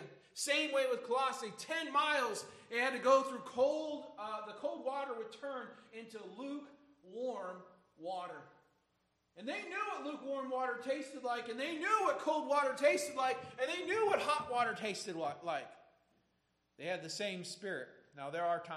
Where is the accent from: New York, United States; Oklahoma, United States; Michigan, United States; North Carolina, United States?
Michigan, United States; growing up in Michigan